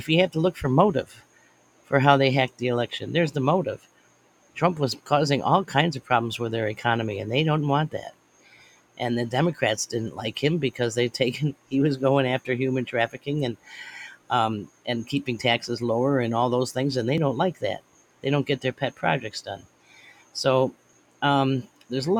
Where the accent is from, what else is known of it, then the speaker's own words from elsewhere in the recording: United States; I'm an American, and this is my country